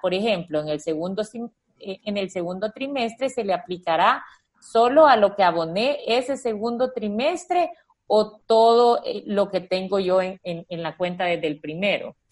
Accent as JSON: {"language": "Spanish", "country": "El Salvador", "said": "como buenos salvadoreños"}